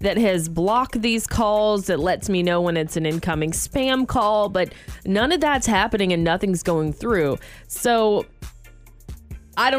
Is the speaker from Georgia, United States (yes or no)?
yes; Georgia, United States; now in Sonoma County, United States; back in Georgia